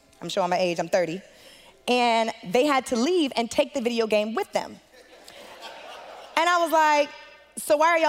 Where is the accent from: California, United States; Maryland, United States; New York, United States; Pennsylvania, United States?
California, United States; Los Angeles; moved away; I'm from Los Angeles, California, originally. I know how DMV rolls, so I got to make sure I shout out my city. And I'm from Los Angeles originally. I'm the oldest of three. My mother is from Algiers